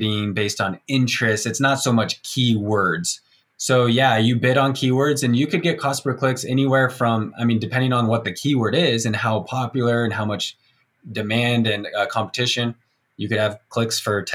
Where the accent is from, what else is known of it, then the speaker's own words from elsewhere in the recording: Provo, Utah, United States; I got 10 friends that live here in Provo, like in my hometown